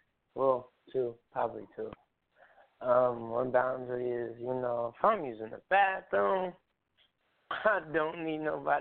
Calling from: Springfield, Illinois, United States; I'm calling from Springfield, Illinois

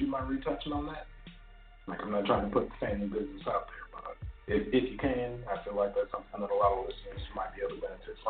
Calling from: Plano, Texas, United States; What's up, Sal? … from Plano.

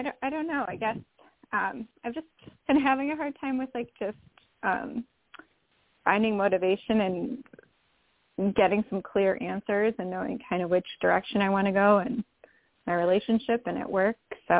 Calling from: Illinois, United States; I'm calling from Illinois.

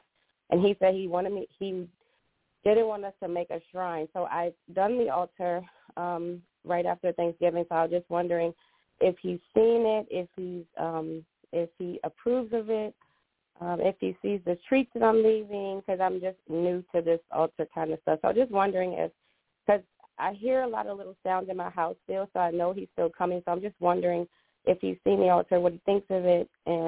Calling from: Maryland, United States; Theo, I'm calling from Maryland.

